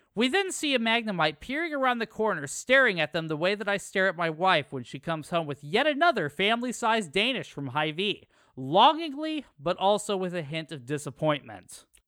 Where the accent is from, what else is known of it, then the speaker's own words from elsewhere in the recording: Sergeant Bluff, Iowa, United States; I'm from Sergeant Bluff, and everyone from that area knows that people from Sergeant Bluff and the surrounding towns just sort of make fun of Sioux City